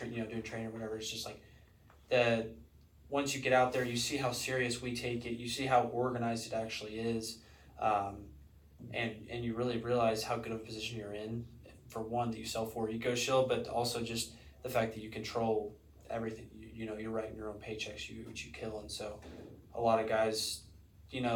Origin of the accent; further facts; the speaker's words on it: Arkansas, United States; We're from Arkansas